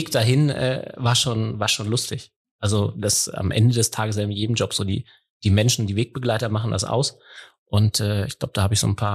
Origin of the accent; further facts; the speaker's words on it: Lower Saxony, Germany; Also ich bin ja, ähm, wie man wie man unschwer hören kann, äh, Niedersachse. Ich habe noch nicht mal einen Akzent. Bin äh, groß geworden hier in der Nähe von Hannover.